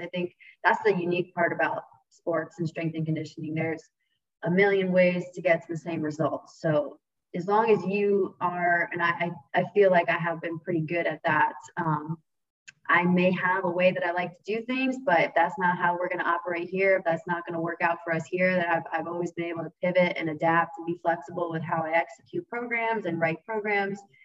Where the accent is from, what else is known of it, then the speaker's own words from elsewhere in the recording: Stamford, Connecticut, United States; moved away as an adult; now in Florida, United States; I'm born and raised in Connecticut. Um, you know, 45 minutes outside New York City in a little town called Stamford, Connecticut